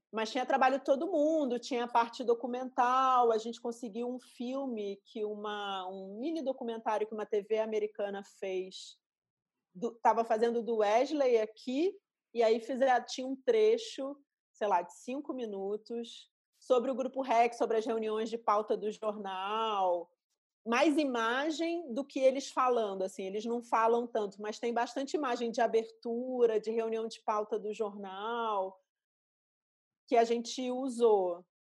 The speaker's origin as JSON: {"language": "Portuguese", "region": "Rio de Janeiro", "country": "Brazil", "also_born_or_lived": "São Paulo", "accent": "carioca", "moved": "as an adult", "said": "era uma época que em São Paulo pegavam no pé do meu sotaque carioca"}